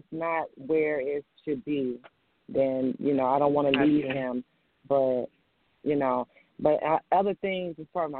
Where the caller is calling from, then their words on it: Virginia, United States; I'm calling from Virginia.